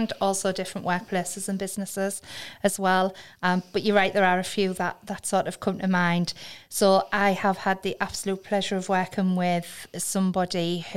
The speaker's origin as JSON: {"language": "English", "town": "Hartlepool", "region": "North East England", "country": "United Kingdom", "said": "I'm from Hartlepool"}